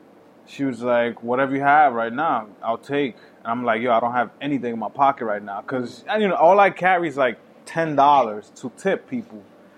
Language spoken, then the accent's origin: English; Boston, Massachusetts, United States; Oh, I'm from Boston. Oh, I guess it's an East Coast thing that we like the Henny shit.